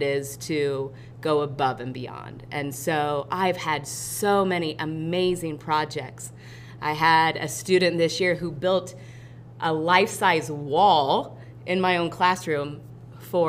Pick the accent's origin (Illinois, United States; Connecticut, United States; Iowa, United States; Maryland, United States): Iowa, United States; now in Batesville, United States; I'm from Iowa. I'm from a small, small town.